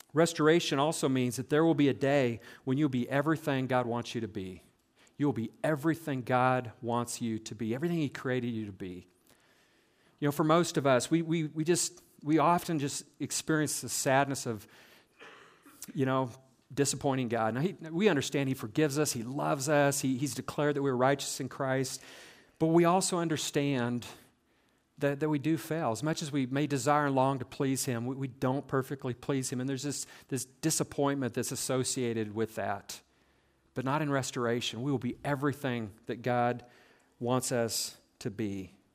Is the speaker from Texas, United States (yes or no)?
no; South Central Nebraska, United States; growing up in South Central Nebraska